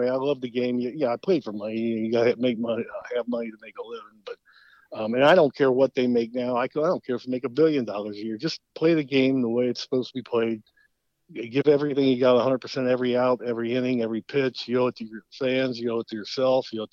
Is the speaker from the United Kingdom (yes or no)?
no; Cincinnati, Ohio, United States; playing in my hometown in Cincinnati